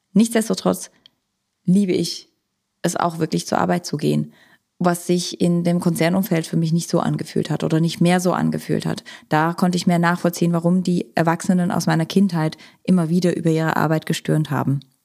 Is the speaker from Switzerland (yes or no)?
yes; Switzerland; moved away; Ich komme ursprünglich aus der Schweiz, habe in der Schweiz Psychologie studiert